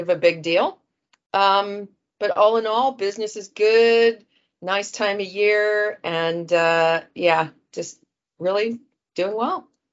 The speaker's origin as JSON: {"language": "English", "town": "Dayton", "region": "Ohio", "country": "United States", "tie": "born or raised there", "also_born_or_lived": "Cincinnati", "moved": "as an adult", "lives_now": "London, United Kingdom", "said": "I grew up in Dayton"}